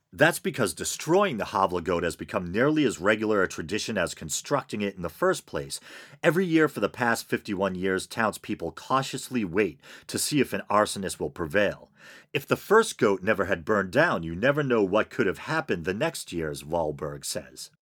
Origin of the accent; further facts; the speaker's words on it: Boston, Massachusetts, United States; I'm in the Boston area, and I grew up in the Boston area